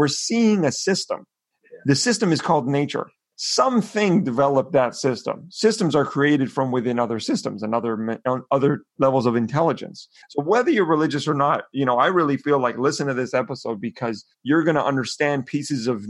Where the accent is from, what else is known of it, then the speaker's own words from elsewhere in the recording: Canada; as Canadians